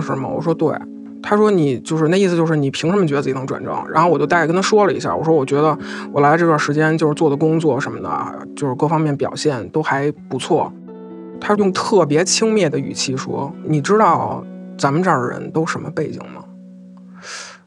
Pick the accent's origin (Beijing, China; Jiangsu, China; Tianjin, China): Beijing, China; 我是一个北京人。北京这边的环境确实没有那么的压抑